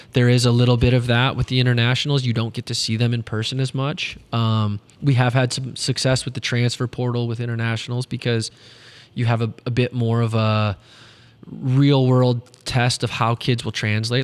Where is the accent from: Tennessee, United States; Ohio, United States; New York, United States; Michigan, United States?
Michigan, United States; Detroit; moved away as an adult; also born or lived in Saginaw, Michigan; now in St. Louis, United States; when I was growing up in Metro Detroit